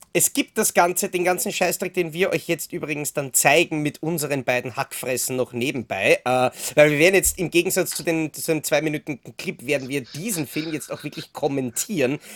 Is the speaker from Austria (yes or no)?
yes; Austria; bei uns in Österreich